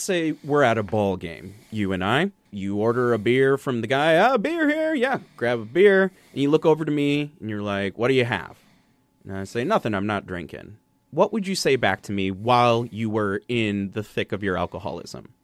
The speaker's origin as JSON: {"language": "English", "region": "Wisconsin", "country": "United States", "tie": "born or raised there", "said": "growing up in Wisconsin"}